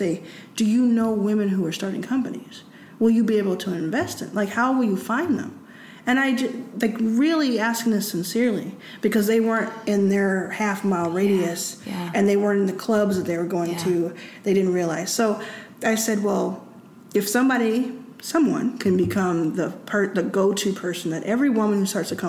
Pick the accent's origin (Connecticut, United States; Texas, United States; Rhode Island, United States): Texas, United States; I grew up in Texas